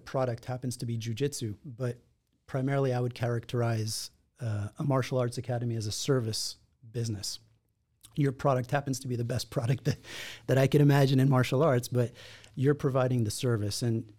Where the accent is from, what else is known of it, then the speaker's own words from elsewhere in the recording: Israel; also born or lived in Los Angeles, United States; And so I grew up in Israel, actually. I was born here in Los Angeles, but when I was 8 or 9 months old, I moved to Israel. And that's where I spent most of my youth.